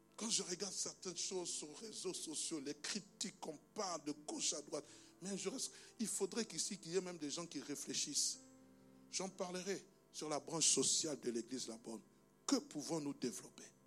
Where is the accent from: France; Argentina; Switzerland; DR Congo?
DR Congo; moved away; il est dans mon pays d'origine, en République démocratique du Congo